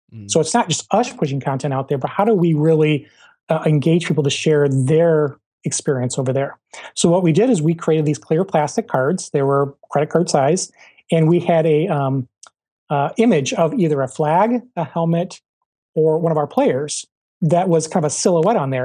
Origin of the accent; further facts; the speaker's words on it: Michigan, United States; moved away; also born or lived in Ohio; I'm from Michigan